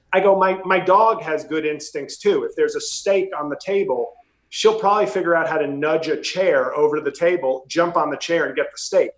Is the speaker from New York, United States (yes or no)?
yes; New York City, New York, United States; moved away as an adult; now in New Jersey, United States; I'm from New York City, but I now live in Jersey